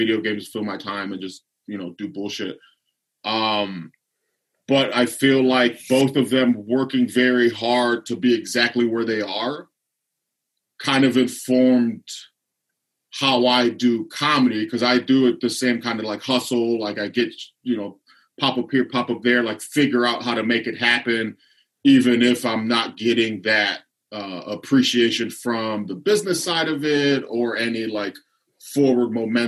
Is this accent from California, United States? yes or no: no; Lorain, Ohio, United States; So Lorain used a big steel yard, shipyard, auto industry. So like my dad used to work at the steel mill when I was a kid.